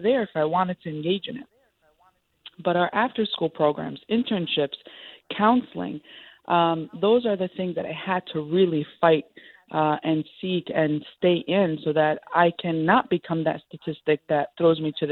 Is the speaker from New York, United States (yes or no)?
yes; New York City, New York, United States; I'm the child of Palestinian immigrants, born and raised in Sunset Park, Brooklyn.